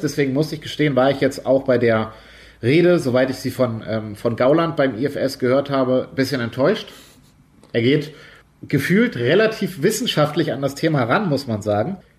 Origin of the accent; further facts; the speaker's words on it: Schleswig-Holstein, Germany; Aumühle ist quasi um die, um die Ecke von meinem Heimatort in der Nähe von Hamburg